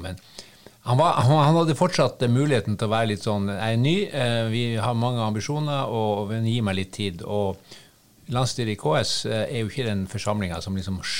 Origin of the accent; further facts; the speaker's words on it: Harstad, Troms, Norway; jeg er jo fra Harstad